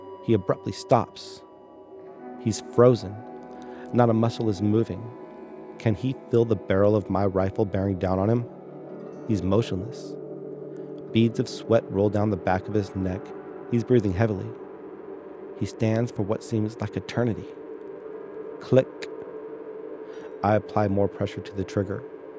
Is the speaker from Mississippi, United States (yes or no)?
no; San Diego, California, United States; also born or lived in Central Valley; I was raised here in San Diego and moved up to the Central Valley my final years of high school.